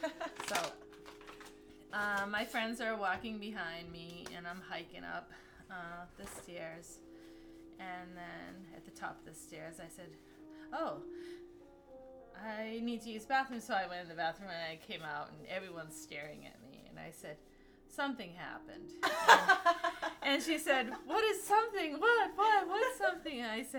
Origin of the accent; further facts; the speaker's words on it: Hudson, New Hampshire, United States; also born or lived in Boston; I'm from, born, and still there, Hudson, New Hampshire.